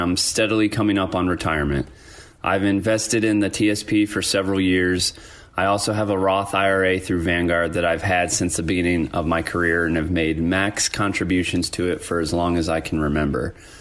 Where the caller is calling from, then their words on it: Fort Collins, Colorado, United States; I'm calling in from Fort Collins, Colorado.